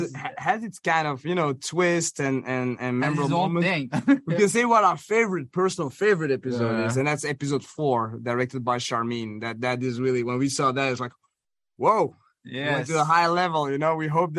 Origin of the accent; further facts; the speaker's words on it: Belgium; all those TV shows that also, you know, that we grew up watching in Belgium